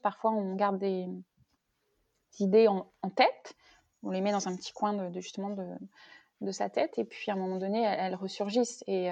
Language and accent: French; Rennes, Brittany, France; moved away as an adult; also born or lived in Nantes / Paris; je suis originaire de la, région rennaise, on va dire, donc bretonne. Donc j'ai grandi à Rennes